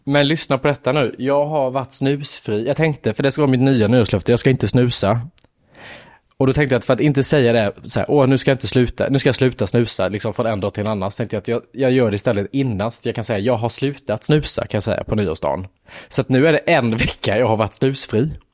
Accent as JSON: {"language": "Swedish", "town": "Lanna", "region": "Jönköping County", "country": "Sweden", "tie": "born or raised there", "said": "jag är uppväxt i Lanna, en by utanför Värnamo där det bor 400 personer."}